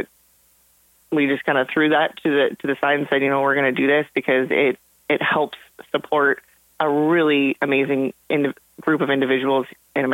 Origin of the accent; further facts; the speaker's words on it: Montana, United States; moved away as an adult; I grew up in Montana.